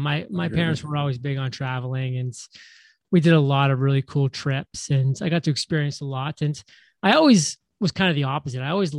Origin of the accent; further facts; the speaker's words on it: Maine, United States; moved away as an adult; also born or lived in Providence, Rhode Island; Maine was a very small town, or a small state, and I grew up in a small town within a small state, not geographically, but population-wise. Very rural.